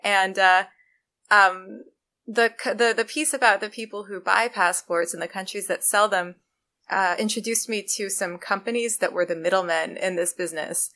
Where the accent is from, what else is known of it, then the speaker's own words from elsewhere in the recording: Canada; now in United States; I'm Canadian